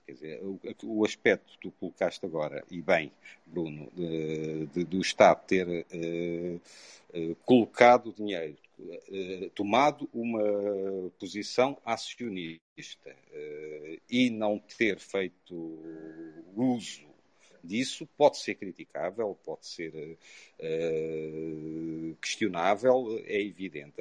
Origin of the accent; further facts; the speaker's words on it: Covilhã, Centro, Portugal; now in Lisbon, Portugal; Sou, apesar de viver há longos anos em Lisboa, sou da Beira Baixa, sou da Covilhã